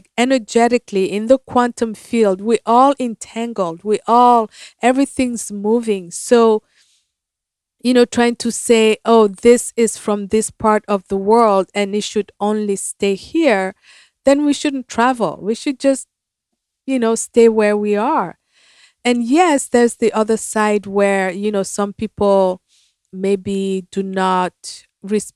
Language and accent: English; Cameroon; moved away as an adult; now in United States; when I first moved to America, I'm from Cameroon, Africa